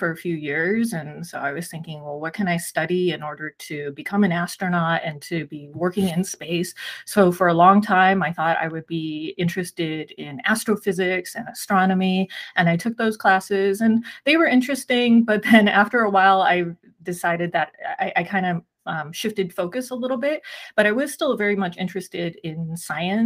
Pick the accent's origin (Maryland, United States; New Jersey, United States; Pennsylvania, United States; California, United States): California, United States; San Gabriel Valley, Southern; also born or lived in Taiwan; I grew up here in Southern California in the San Gabriel Valley area. My parents immigrated here when I was 4 years old. I was born in Taiwan